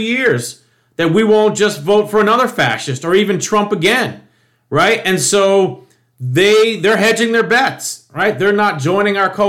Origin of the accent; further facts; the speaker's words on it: United States; as an American